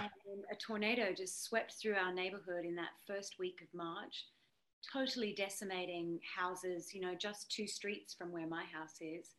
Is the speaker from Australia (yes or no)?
yes; Australia; moved away; being an Aussie